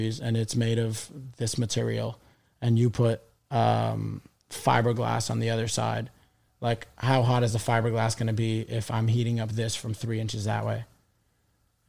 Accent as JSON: {"language": "English", "town": "New York City", "region": "New York", "country": "United States", "tie": "born or raised there", "lives_now": "Manhattan, United States", "said": "I grew up in Astoria."}